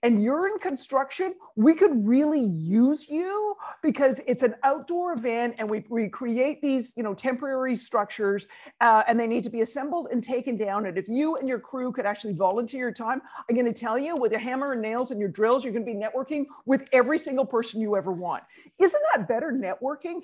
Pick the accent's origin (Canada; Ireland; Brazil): Canada; moved away as an adult; now in New York, United States; being Canadian